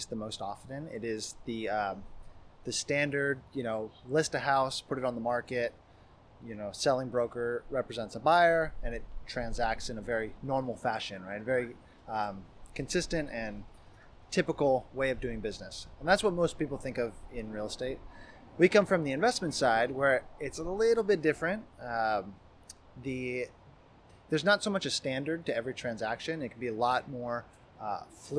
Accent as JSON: {"language": "English", "region": "Idaho", "country": "United States", "tie": "born or raised there", "moved": "yes", "lives_now": "Seattle, United States", "said": "I grew up in Idaho and came out here for school"}